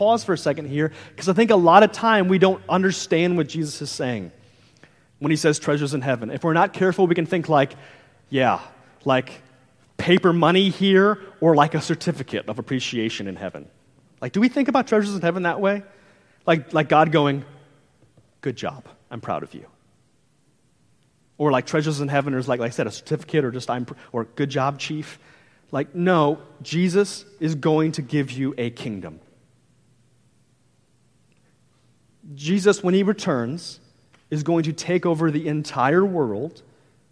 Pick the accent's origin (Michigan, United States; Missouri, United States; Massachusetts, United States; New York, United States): Missouri, United States; St. Louis; moved away as an adult; I'm from the Midwest, I'm from around the St. Louis area, and me and my wife, we were just like, hey, all of our family is there. Me and my wife went to high school together